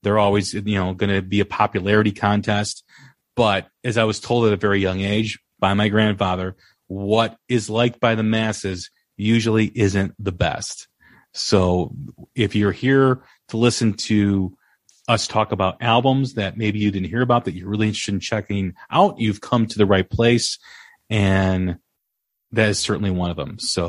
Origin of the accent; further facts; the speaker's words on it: Chicago, Illinois, United States; Even though I'm from Chicago, I always head up to Milwaukee